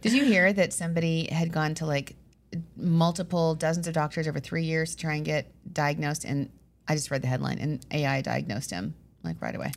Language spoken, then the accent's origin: English; Long Island, New York, United States; We're from Long Island, so we say, "How you doing? How you doing?"